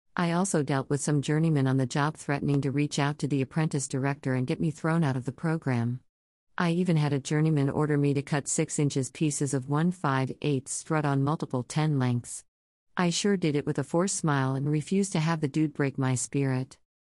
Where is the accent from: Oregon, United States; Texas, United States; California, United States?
Oregon, United States; Coos Bay; moved away as an adult; now in New York City, United States; I was born and raised out in Coos Bay slash North Bend, Oregon. Despite being here in New York since I was 19 years old